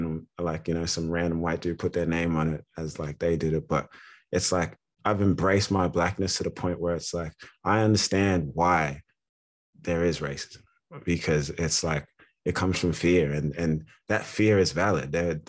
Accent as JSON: {"language": "English", "country": "Australia", "tie": "born or raised there", "also_born_or_lived": "Ghana", "said": "I'm from Ghana, West Africa. My family moved to Australia when I was one or two. So I've grown up in Australia, different parts of Australia, Melbourne, Canberra, Sydney."}